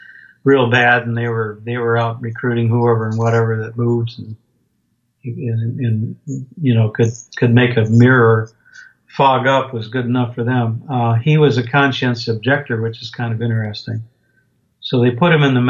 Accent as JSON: {"language": "English", "town": "Binghamton", "region": "New York", "country": "United States", "tie": "born or raised there", "said": "I grew up in upstate New York, in a little town called Binghamton"}